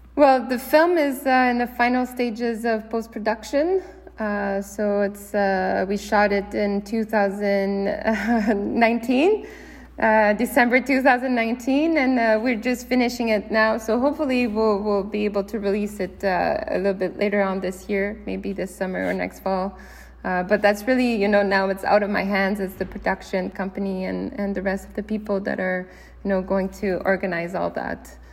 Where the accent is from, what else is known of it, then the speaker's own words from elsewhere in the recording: Canada; growing up in Canada